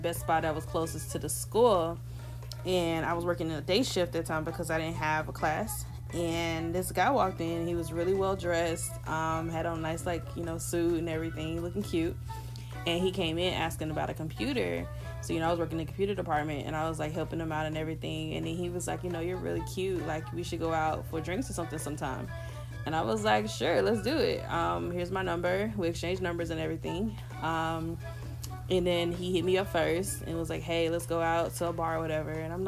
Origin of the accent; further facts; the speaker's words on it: the South, United States; I'm from the South